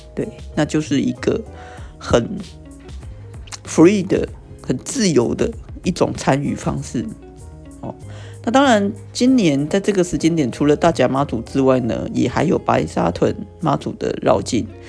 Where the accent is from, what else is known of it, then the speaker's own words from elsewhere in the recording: Taiwan; 身为台湾人